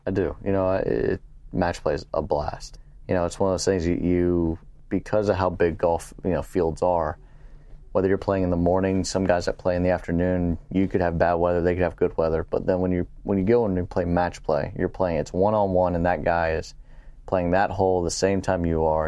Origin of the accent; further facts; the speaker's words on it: San Antonio, Texas, United States; also born or lived in Pittsburgh / Louisiana; now in Houston, United States; I'm a Texan. I, you know, I was born in San Antonio, even though we moved out to Pittsburgh, I was, we were back in San Antonio and, and now living in Houston